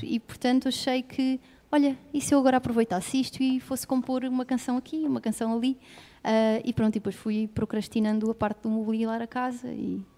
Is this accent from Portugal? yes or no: yes; Lisbon, Portugal; Nasci em Lisboa